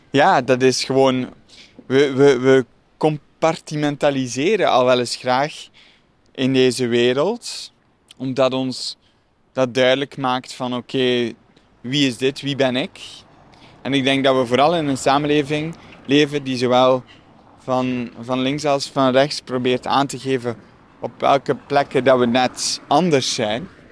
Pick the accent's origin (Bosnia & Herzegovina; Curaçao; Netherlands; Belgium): Belgium; Dikkelvenne, Flanders; Ik groeide op in Dikkelvenne